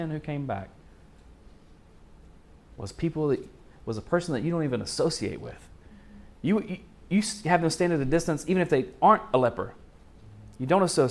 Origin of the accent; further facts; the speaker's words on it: Arkansas, United States; I'm from Arkansas